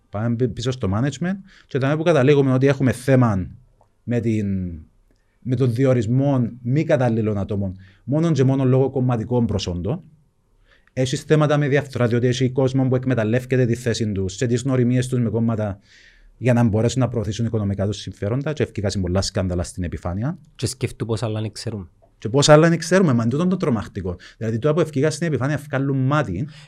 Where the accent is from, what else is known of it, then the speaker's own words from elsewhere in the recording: Nicosia, Nicosia District, Cyprus; also born or lived in Famagusta (Varosha); μεγάλωσα στη Λευκοσία